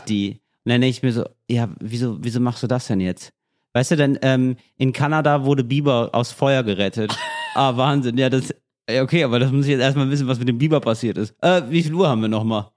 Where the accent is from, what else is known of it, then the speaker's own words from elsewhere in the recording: Berlin, Germany; als Berliner